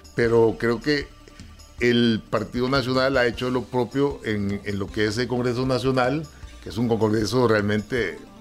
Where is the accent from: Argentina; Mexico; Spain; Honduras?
Honduras; nosotros como hondureños